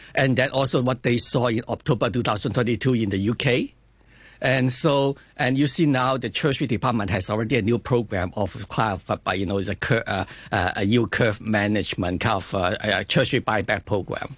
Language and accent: English; China; I come from China also